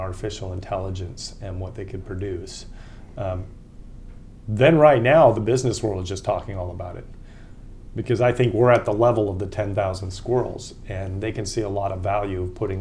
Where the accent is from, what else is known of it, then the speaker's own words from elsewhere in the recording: Austin, Texas, United States; I lived in my hometown of Austin, Texas for 17 years